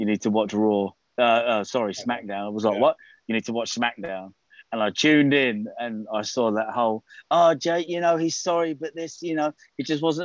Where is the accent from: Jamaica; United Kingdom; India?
United Kingdom; I'm a Brit